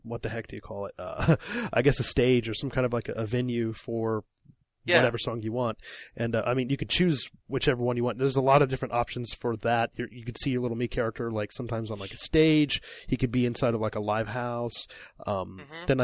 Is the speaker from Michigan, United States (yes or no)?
no; Illinois, United States; now in Japan; I'm from Illinois, middle of America